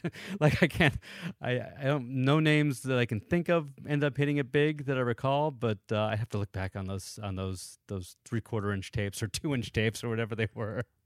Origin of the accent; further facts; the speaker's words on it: Danbury, Connecticut, United States; also born or lived in New York; I grew up mostly in Danbury, Connecticut, which is about an hour outside of New York City